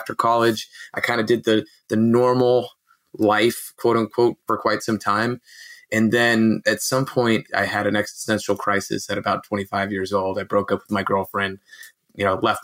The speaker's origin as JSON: {"language": "English", "town": "Fremont", "region": "California", "country": "United States", "tie": "born or raised there", "also_born_or_lived": "Mexico", "said": "I'm in Fremont, California, which is actually a pretty large city in the Bay Area in Northern California in between Oakland and San Jose"}